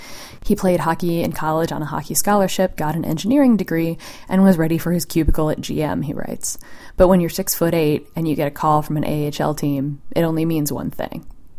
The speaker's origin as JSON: {"language": "English", "town": "Boston", "region": "Massachusetts", "country": "United States", "tie": "born or raised there", "said": "I grew up in Boston, which explains some of it."}